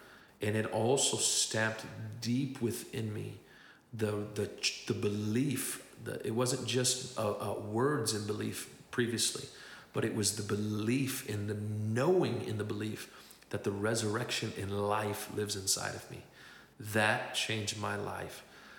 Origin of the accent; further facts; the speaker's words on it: Tlajomulco de Zuniga, Jalisco, Mexico; arrested them in my hometown of Tlajomulco de Zuniga in Mexico